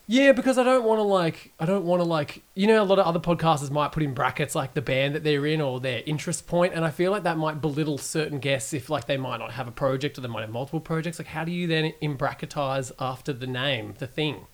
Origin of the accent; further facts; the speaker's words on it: Geelong, Victoria, Australia; I'm from Geelong